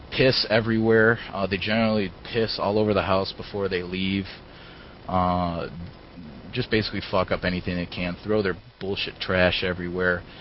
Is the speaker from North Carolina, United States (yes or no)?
no; Detroit, Michigan, United States; growing up around Detroit